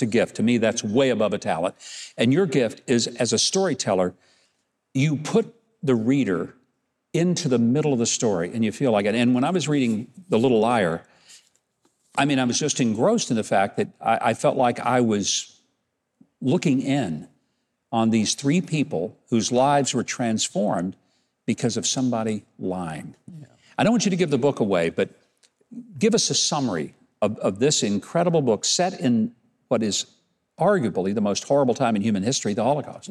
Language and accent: English; Arkansas, United States; my home state of Arkansas